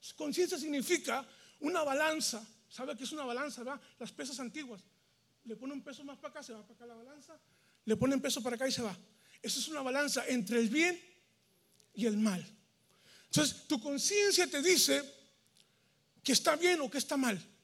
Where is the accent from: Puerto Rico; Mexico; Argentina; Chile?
Mexico; moved away as an adult; now in United States; en México, donde yo soy, allá se visita la esposa